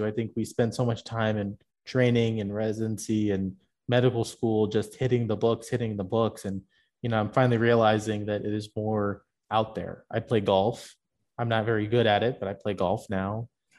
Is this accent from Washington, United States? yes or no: no; Tampa, Florida, United States; now in Phoenix, United States; I'm from Tampa originally